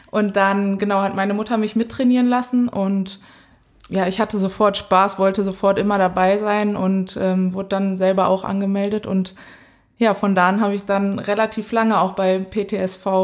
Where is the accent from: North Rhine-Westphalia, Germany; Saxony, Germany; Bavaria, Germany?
North Rhine-Westphalia, Germany; Dortmund; moved away as an adult; also born or lived in Cologne; now in Potsdam, Germany; ich bin 23 Jahre alt, ich komme aus Dortmund